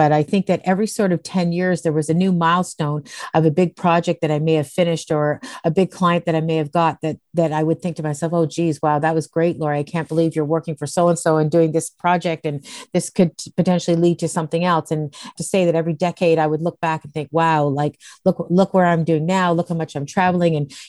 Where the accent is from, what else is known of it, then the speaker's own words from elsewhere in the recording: Dundas, Ontario, Canada; It was a population of 21,000 people, which I'm now going to move back home to. And it was absolutely beautiful. We were right in the conservation area. I lived in the valley.